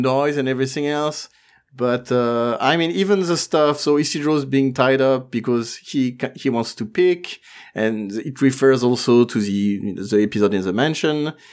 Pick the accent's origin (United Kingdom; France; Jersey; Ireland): France